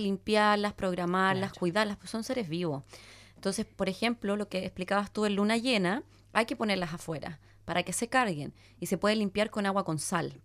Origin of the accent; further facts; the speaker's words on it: Chile; moved away; yo para mí era chilena, vivía al final del mundo.